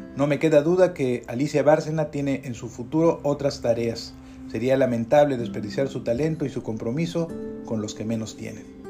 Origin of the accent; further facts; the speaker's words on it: Mexico; como somos los mexicanos